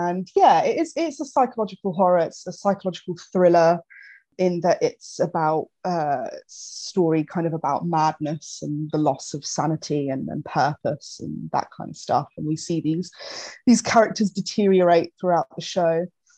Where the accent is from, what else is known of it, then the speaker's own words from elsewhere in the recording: Ramsgate, South East England, United Kingdom; I grew up in Ramsgate in Kent, which is just by the ocean.